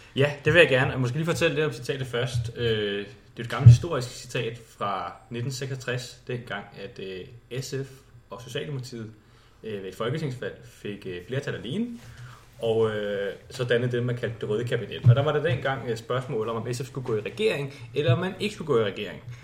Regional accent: Slagelse, Zealand, Denmark; moved away as an adult; now in Copenhagen, Denmark; Oprindeligt er jeg fra Slagelse, og så flyttede jeg til København, sådan, da jeg skulle læse

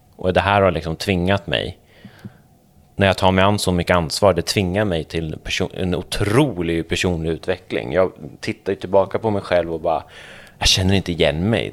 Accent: Småland, Sweden; jag är smålänning

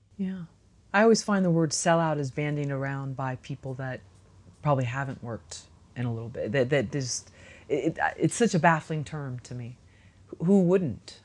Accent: San Francisco, California, United States; I grew up in San Francisco

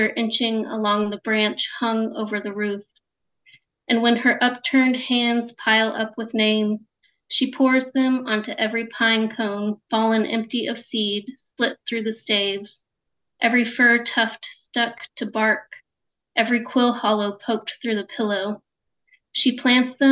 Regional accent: Lexington, Kentucky, United States; also born or lived in London, Kentucky; now in Louisville, United States; I'm from Lexington, but my family is from a different region.

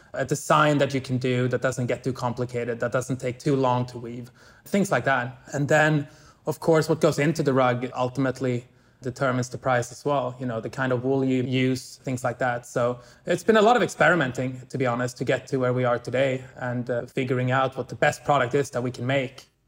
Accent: Stockholm, Stockholm County, Sweden; moved away; I'm from Stockholm. I lived here most of my early life

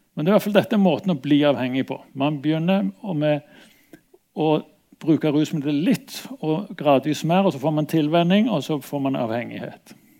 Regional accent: Stavanger, Rogaland, Norway; moved away; also born or lived in Bergen; jeg kom fra Stavanger

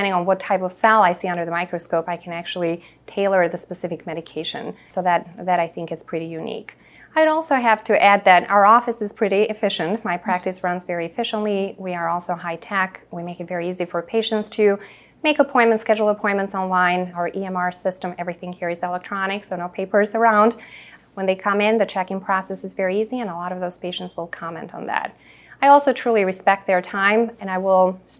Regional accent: Chicago, Illinois, United States; also born or lived in Boston / Naperville; I'm a Chicagoan at heart, so I went to University of Chicago for undergrad. I only left Chicago to go to Boston for medical school.

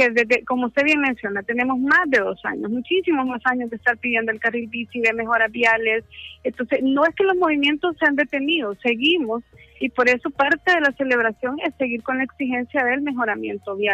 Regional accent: El Salvador; Hola, ¿qué tal? Eh, soy de de El Salvador.

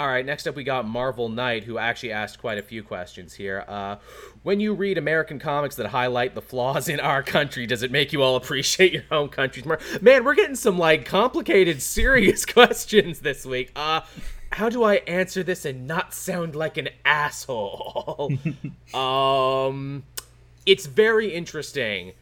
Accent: Canada; being Canadian

